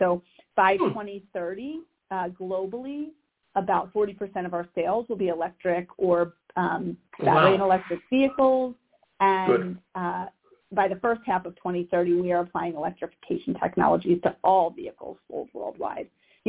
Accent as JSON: {"language": "English", "town": "Wynnewood", "region": "Pennsylvania", "country": "United States", "tie": "born or raised there", "also_born_or_lived": "South Philadelphia", "said": "I grew up in Wynwood, right at City Line in Haverford."}